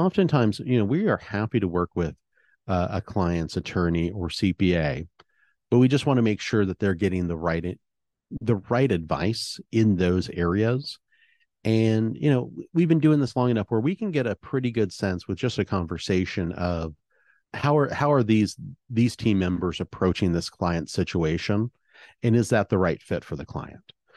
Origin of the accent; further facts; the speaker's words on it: Oregon, United States; I was raised here in Oregon